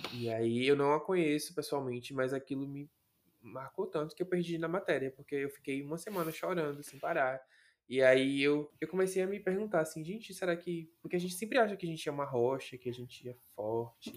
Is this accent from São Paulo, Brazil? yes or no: no; Salvador, Bahia, Brazil; eu nasci em Salvador, Bahia, e Salvador ainda é no Nordeste